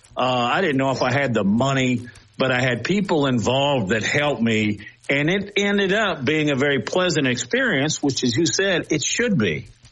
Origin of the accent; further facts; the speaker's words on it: Alabama, United States; moved away; my hometown, our hometown